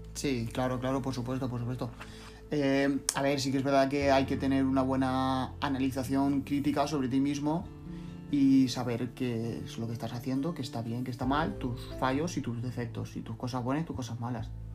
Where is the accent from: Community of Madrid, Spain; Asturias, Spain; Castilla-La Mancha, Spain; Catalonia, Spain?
Castilla-La Mancha, Spain; Cuenca; also born or lived in Andalusia; now in Valencia, Spain; soy de origen andaluz, pero me he criado en Cuenca, pero ahora vivo en Valencia